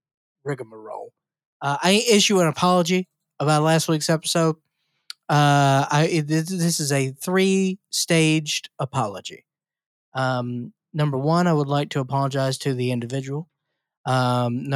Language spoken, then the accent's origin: English; United States; being dumb American